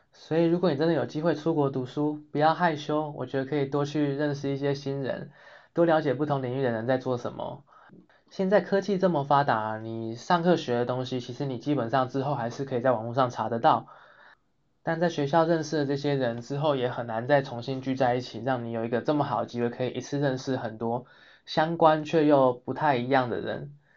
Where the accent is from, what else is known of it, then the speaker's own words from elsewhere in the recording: Taiwan; moved away as an adult; now in Sweden; 我们亚洲人或是说我们台湾人